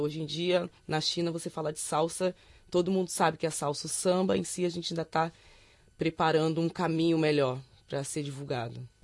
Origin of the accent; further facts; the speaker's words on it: Rio de Janeiro, Brazil; also born or lived in Duque de Caxias; eu nasci em Duque de Caxias e me criei no bairro chamado Vigário Geral